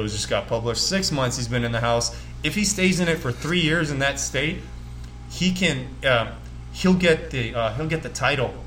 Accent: Las Vegas, Nevada, United States; growing up in Vegas

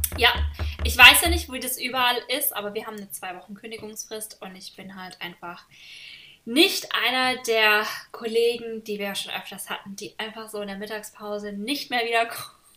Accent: Germany; moved away; also born or lived in Washington; in meinem Heimat, äh, wo ich herkomme, in Deutschland

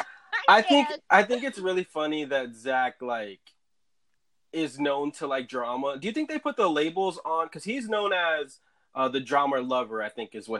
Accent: Texas, United States; we're the ones from Texas here.

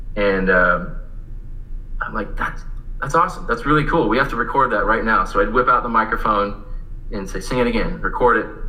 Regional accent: Visalia, California, United States; moved away as an adult; I actually stayed around in my hometown for a couple years and went to the community college there called College of Sequoias

